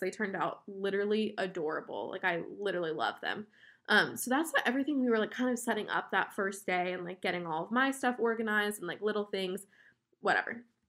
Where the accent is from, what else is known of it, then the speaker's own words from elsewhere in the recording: West Palm Beach, Florida, United States; we are from West Palm Beach, Florida, which is, like, South Florida, in between Orlando and Miami